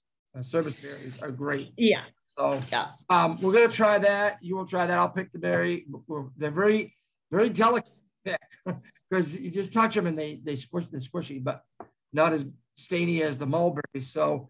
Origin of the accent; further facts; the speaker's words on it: Maine, United States; but I'm from Maine and the Maine blueberry can be better jam